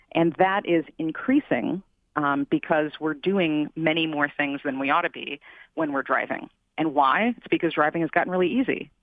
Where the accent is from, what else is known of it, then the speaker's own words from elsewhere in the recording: Midwest, United States; moved away; I'm from the Midwest originally.